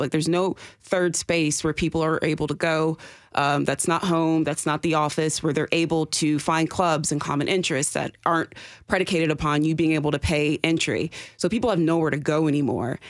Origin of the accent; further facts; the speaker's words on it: the South, Southern United States, United States; as a Southern Black woman